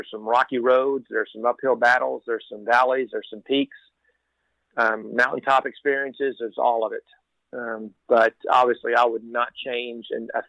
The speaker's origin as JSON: {"language": "English", "region": "Texas", "country": "United States", "tie": "born or raised there", "said": "I am born and raised in Texas"}